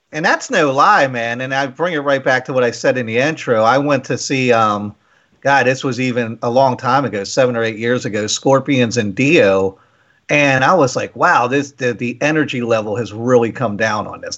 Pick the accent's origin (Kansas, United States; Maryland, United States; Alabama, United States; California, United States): Maryland, United States; Waldorf; we're from Waldorf. We played in a lot of bands coming up